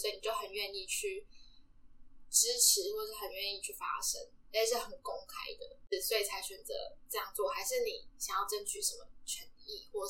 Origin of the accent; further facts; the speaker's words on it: Nantou County, Taiwan; moved away as an adult; also born or lived in Taipei; 那时候我是南投人